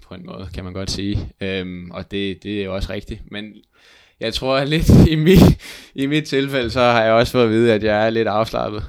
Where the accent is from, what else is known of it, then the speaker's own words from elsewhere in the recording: Hvidovre, Capital Region of Denmark, Denmark; moved away as an adult; now in Jutland, Denmark; Jeg er jo fra Hvidovre